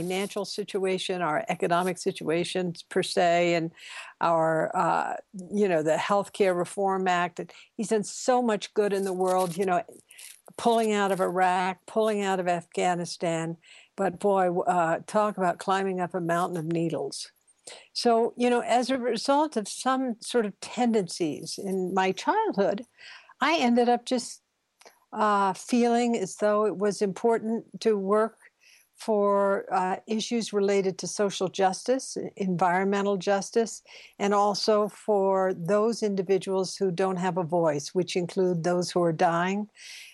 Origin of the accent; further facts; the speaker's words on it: the South, United States; I was brought up in the South, which was a very racist world